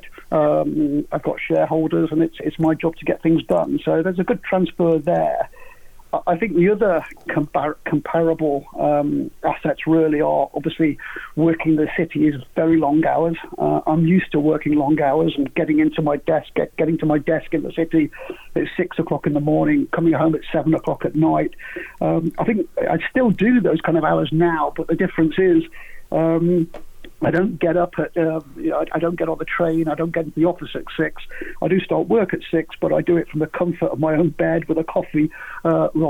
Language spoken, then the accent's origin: English; Crewe, North West England, United Kingdom; moved away as an adult; also born or lived in Nantwich / London; born in Nantwich, but lived in Crewe on Gresty Road all the way up until I was 18